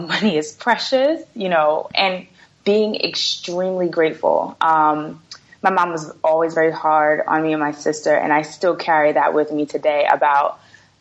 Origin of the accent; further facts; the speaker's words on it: New York City, New York, United States; I'm from Brooklyn, New York